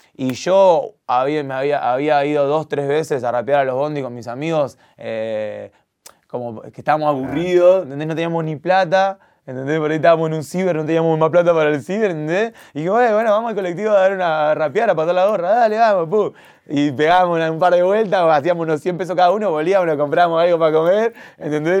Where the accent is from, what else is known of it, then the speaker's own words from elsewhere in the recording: Argentina; yo soy súper argentino, yo nací acá. Y ya mis papás ya me criaron con ese amor por Argentina